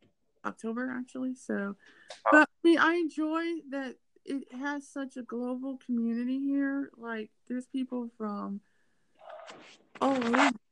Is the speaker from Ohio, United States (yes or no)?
yes; Cleveland, Ohio, United States; now in Akron, United States; I'm just living here now. I'm from Cleveland.